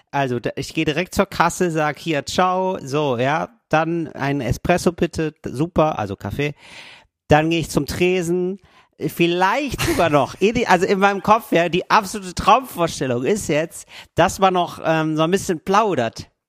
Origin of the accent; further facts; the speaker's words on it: Germany; now in Italy; da ein Cappuccino zu bestellen und da nicht aufzufallen, ne? als Deutscher aufzufallen.